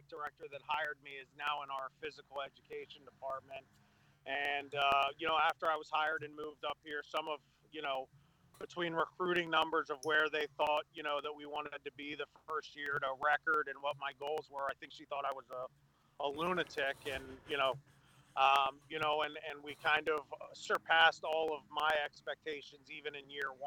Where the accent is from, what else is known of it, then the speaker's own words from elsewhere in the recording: Maryland, United States; moved away as an adult; now in Pennsylvania, United States; So Maryland is actually my home state. It's where I'm from, where I grew up